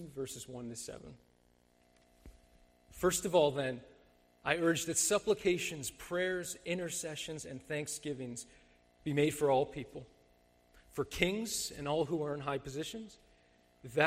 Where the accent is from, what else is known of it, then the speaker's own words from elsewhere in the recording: Mississauga, Ontario, Canada; I grew up in Mississauga